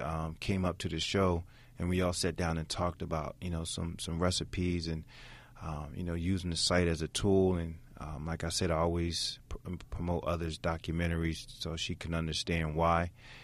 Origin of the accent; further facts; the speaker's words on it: Camden, New Jersey, United States; No, I'm from Camden, New Jersey.